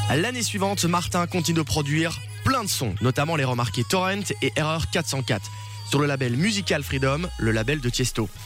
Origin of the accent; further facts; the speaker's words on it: Belgium; chez nous en Belgique